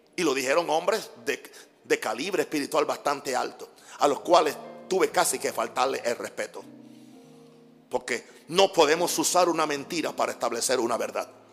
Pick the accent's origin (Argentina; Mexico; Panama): Panama; moved away; Soy panameño.